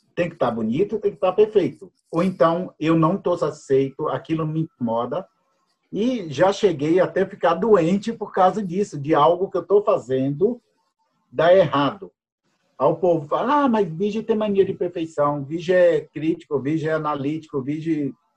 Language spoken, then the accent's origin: Portuguese; Jequié, Bahia, Brazil; now in Curitiba, Brazil; Sou baiano, nasci no dia 16 do nove de 62, numa cidadezinha do interior da Bahia, Jequié. É, moro atualmente em Curitiba